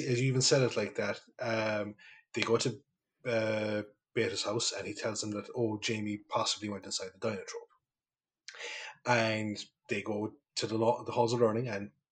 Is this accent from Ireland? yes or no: yes; County Kerry, Ireland; moved away; I go home to Kerry